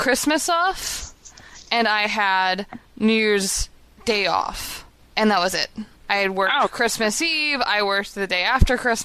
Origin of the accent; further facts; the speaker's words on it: Chicago, Illinois, United States; I'm from Chicago